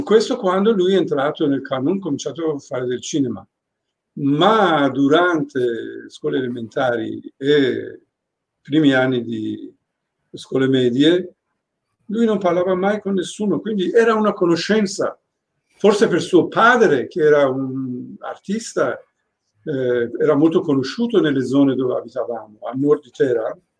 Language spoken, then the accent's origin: Italian; Tehran, Tehran Province, Iran; also born or lived in Venice; now in Italy; Io sono di Rolac